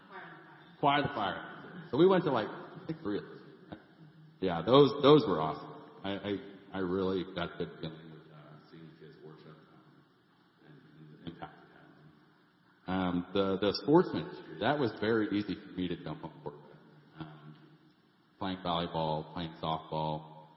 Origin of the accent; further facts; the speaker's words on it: St. Louis, Missouri, United States; I moved here from St. Louis in 2007, met Erica shortly after, and so I got the invite from her.